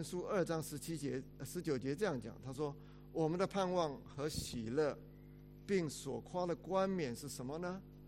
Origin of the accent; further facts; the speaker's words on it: China; 我们中国人常常爱讲一句话，说怎么样？人不自私，下一句怎么样？天诛地灭。